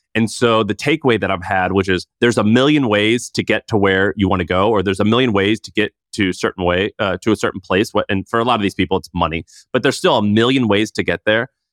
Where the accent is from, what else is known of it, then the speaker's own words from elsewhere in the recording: St. Louis, Missouri, United States; I'm from Saint Louis